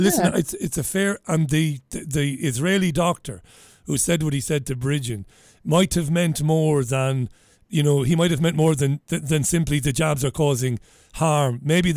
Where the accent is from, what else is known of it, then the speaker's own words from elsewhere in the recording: Waterford, Munster, Ireland; So we said, we're from Ireland. I'm from Waterford.